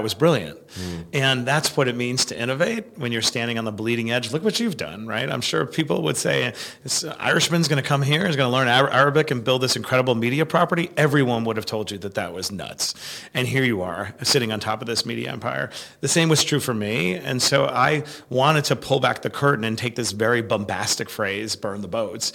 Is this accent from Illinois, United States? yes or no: no; New York City, New York, United States; I grew up in Queens, New York